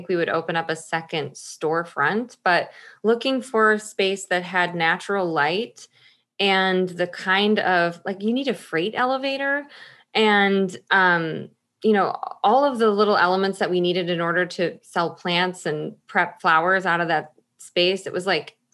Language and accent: English; Michigan, United States; moved away as an adult; also born or lived in Chicago, Illinois; now in Washington, United States; I lived in Chicago for 20 years. I'm originally from Michigan.